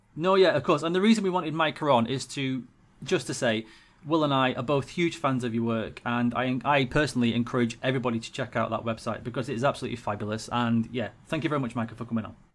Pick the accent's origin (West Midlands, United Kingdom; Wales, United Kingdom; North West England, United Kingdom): North West England, United Kingdom; Cheshire; I was born and raised in Cheshire